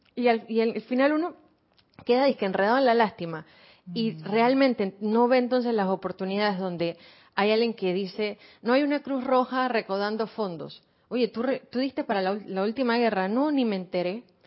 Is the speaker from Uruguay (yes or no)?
no; Argentina; also born or lived in Buenos Aires; now in Panama; Yo como argentina, que estuve en Buenos Aires en un colegio judío